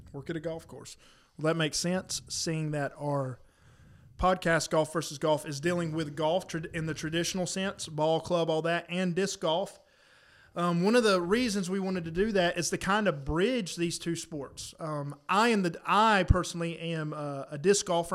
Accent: South Carolina, United States; now in North Carolina, United States; where I grew up in South Carolina, I don't think there was one in the county

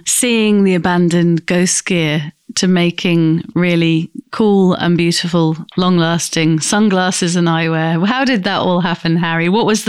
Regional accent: Grimsby, Yorkshire and the Humber, United Kingdom; I'm from Grimsby, so I'm from a fishing community myself.

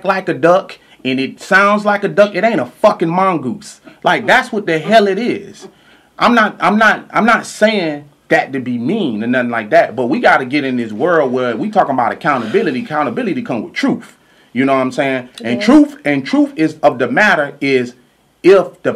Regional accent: Louisiana, United States; I'm from Louisiana

